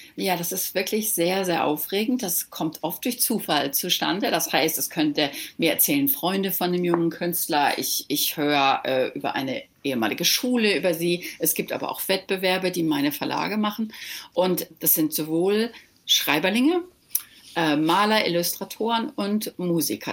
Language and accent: German; Germany; moved away as an adult; now in Malibu, United States; als Deutscher